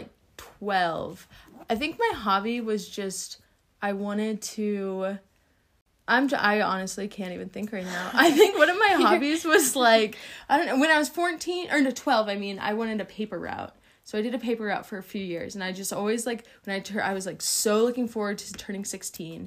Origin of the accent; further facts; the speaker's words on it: Ohio, United States; also born or lived in Tennessee; I grew up in Ohio. I was born in Tennessee, and then we moved to Ohio when I was 4.